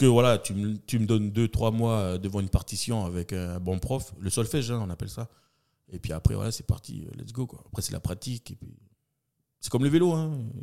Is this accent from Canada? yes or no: no; Nouméa, New Caledonia; D'où je viens Des quartiers de Tour de Magenta. Voilà, j'ai poussé mon premier cri là-bas